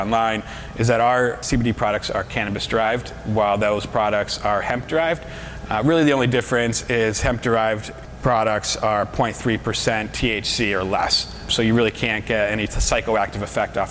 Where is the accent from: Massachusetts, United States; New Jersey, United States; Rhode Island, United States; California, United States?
Massachusetts, United States; we're all from Massachusetts